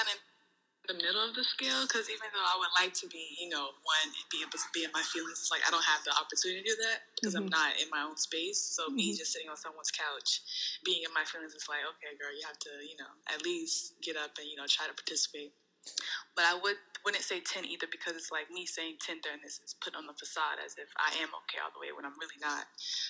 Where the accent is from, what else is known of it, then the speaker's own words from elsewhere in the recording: North Charleston, South Carolina, United States; North Charleston, South Carolina.